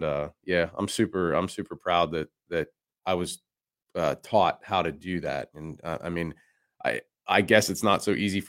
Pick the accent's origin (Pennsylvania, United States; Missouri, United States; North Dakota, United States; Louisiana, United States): Pennsylvania, United States; I grew up in Central PA